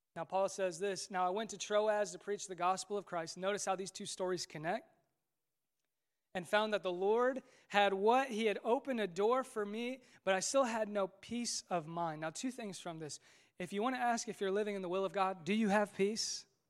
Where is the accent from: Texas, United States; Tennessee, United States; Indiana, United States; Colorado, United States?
Indiana, United States; Westfield; also born or lived in Marion, Indiana / Muncie, Indiana / Fishers, Indiana; in Westville. This is my hometown. This is where I grew up.